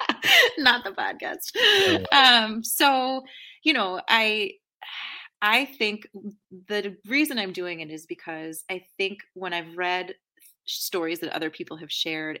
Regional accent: outside of Boston, Massachusetts, United States; also born or lived in East Coast; now in Chicago, United States; I grew up outside of Boston

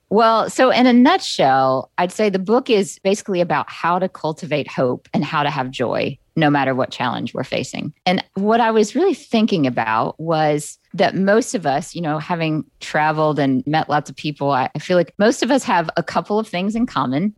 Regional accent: Jackson, Mississippi, United States; now in New York City, United States; I grew up in the South, in the Deep South. I actually was born in Jackson, Mississippi

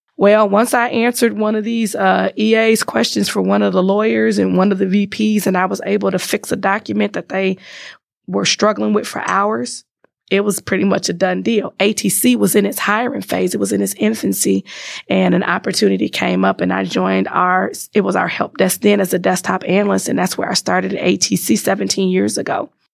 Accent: Chicago, Illinois, United States; moved away as an adult; now in Wisconsin, United States; born and raised in Chicago

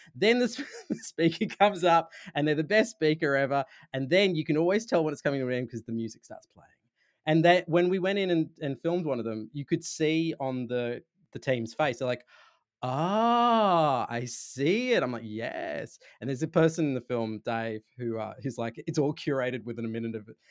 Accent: Sydney, New South Wales, Australia; accent: Australian; I'm from Sydney, so, in, in Australia

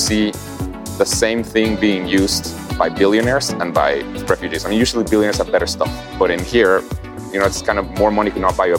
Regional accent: Guatemala; I grew up in Guatemala.

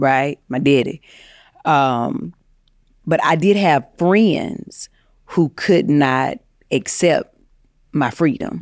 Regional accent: North Carolina, United States; moved away as an adult; now in Los Angeles, United States; I moved to L A from North Carolina trying to, you know, be an actress and pur-, pursue fame.

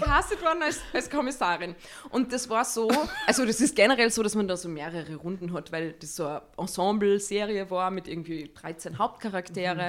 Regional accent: Salzburg, Austria; ich komme aus Salzburg ich bin 35 Jahre alt und ich bin Schauspielerin.

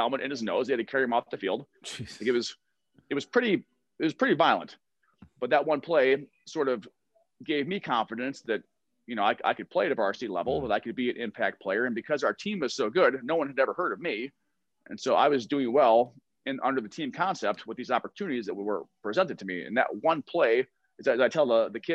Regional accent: Downers Grove, Illinois, United States; I grew up in Downers Grove. I went to Downers Grove South.

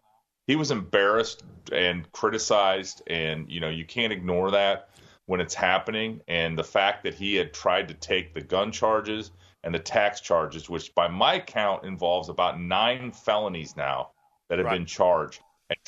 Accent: Iowa, United States; my home state of Iowa

